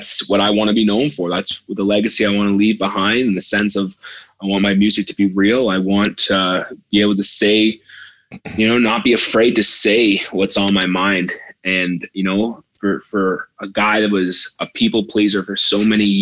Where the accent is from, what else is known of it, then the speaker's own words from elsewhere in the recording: Canada; moved away as an adult; also born or lived in Nashville; back in my home country